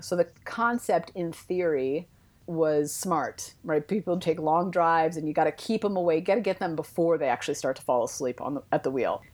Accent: East Bay, California, United States; now in Denver, United States; I grew up in the East Bay

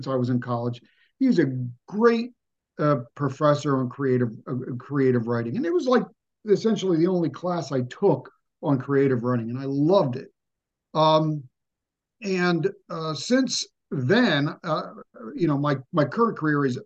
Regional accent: New Jersey, United States; born or raised there; also born or lived in Arizona

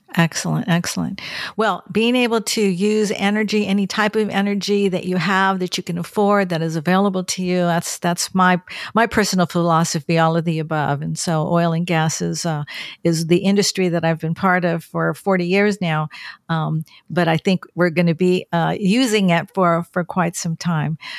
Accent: California, United States; moved away as an adult; also born or lived in Bakersfield; now in Washington, D.C., United States; I'm from California and, um, I grew up along the coast

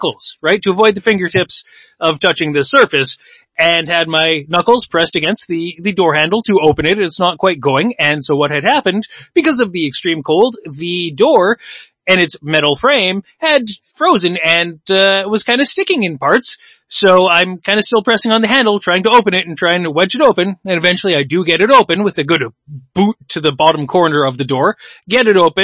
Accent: Winnipeg, Manitoba, Canada; we are from Winnipeg, we have spent our whole lives here

